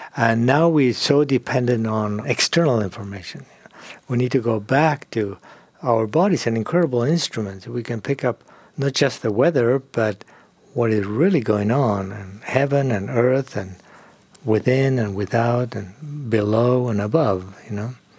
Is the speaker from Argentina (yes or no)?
yes; Argentina; moved away as an adult; also born or lived in Europe / England; now in California, United States; I grew up in Argentina